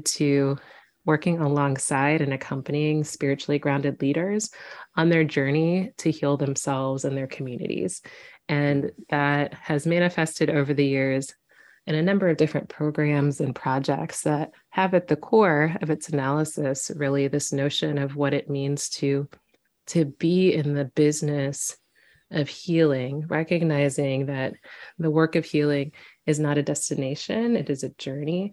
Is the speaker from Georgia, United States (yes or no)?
no; Quincy, Illinois, United States; a little Black girl growing up in Quincy, Illinois